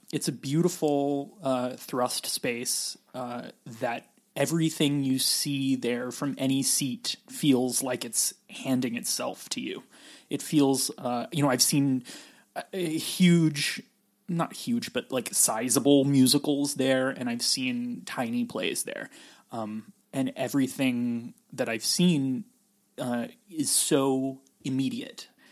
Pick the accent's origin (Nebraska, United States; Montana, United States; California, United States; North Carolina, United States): California, United States; also born or lived in West Virginia; I'm from California